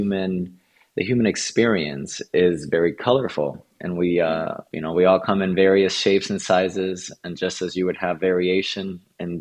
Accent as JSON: {"language": "English", "town": "Antilla", "region": "Holguín", "country": "Cuba", "tie": "born or raised there", "also_born_or_lived": "Havana, Cuba", "said": "I was born in Havana, Cuba, and although that's the capital of Cuba, my parents soon divorced after I was born, and I went into what's called Antilla Holguín, which is a very small fishing village in the countryside of Cuba."}